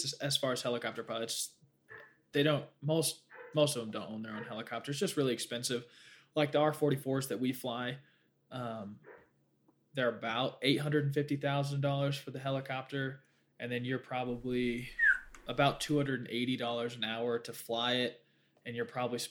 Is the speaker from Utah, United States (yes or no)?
yes; Hurricane, Utah, United States; also born or lived in St. George, Utah; I was born in Hurricane, but I spent some time in St. George